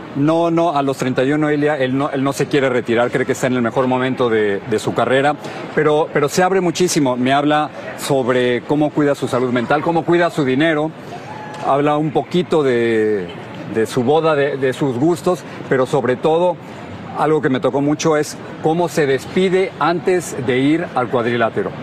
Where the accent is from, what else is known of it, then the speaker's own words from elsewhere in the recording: Mexico; now in United States; Tú y yo somos mexicanos, vivimos de este lado de la frontera en los Estados Unidos